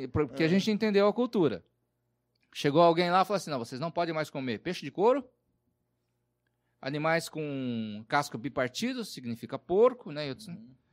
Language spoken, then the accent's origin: Portuguese; Southeast, Brazil; A gente é do Sudeste, no contexto urbano, e você vai para o norte do país, que é muito diferente, né?